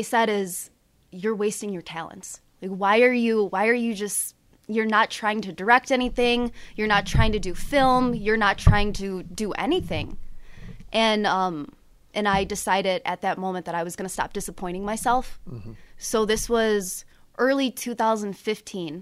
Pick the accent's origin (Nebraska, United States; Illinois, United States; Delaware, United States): Illinois, United States; about an hour from Joliet; it's about an hour away from Joliet